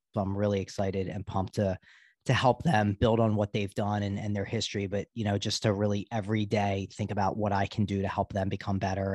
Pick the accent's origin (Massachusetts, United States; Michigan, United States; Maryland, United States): Maryland, United States; Baltimore; I grew up in Baltimore